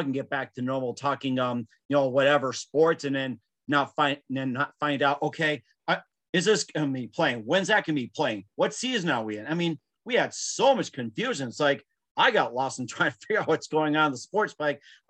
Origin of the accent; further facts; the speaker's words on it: Wisconsin, United States; being in Wisconsin, of course, my folks love football. Green Bay Packer fan.